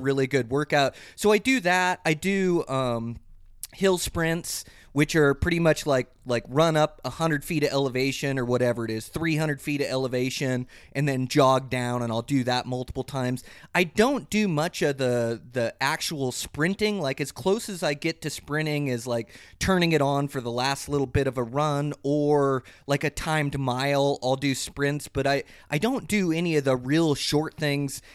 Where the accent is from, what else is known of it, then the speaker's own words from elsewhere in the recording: Montana, United States; my home state of Montana